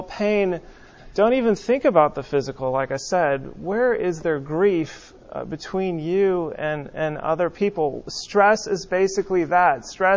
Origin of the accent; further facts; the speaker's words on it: West Coast, United States; growing up on the West Coast